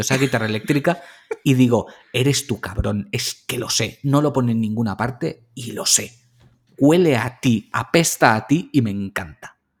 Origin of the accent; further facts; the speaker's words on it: Valencian Community, Spain; Somos valencianos